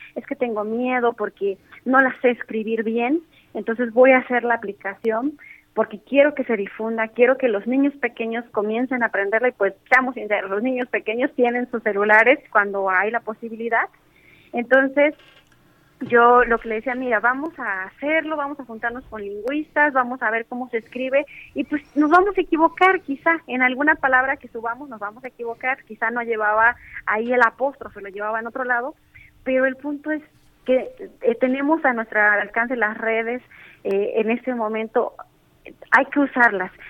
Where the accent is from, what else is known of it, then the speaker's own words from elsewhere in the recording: Mixteca Alta, Oaxaca, Mexico; first language Spanish; yo nací en la Mixteca Alta, sin embargo, eh, también vivo en la Mixteca Baja.